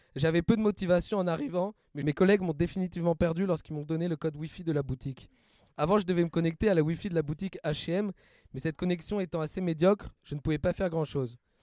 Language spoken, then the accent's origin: French; Bordeaux, Nouvelle-Aquitaine, France; Mon expérience terrain se déroulait chez moi à Bordeaux